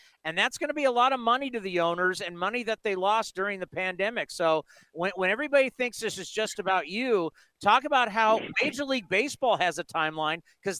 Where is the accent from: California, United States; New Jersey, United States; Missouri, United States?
California, United States; San Diego; moved away as an adult; also born or lived in San Jose; I grew up in San Diego. We came here to go to school. We fell in love with the place. We've raised our families here. This is home for us.